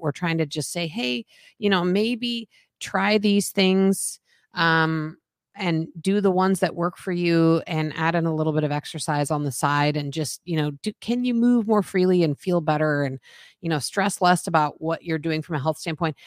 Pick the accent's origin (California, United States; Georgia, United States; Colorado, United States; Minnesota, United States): Colorado, United States; Boulder; moved away; I grew up in Boulder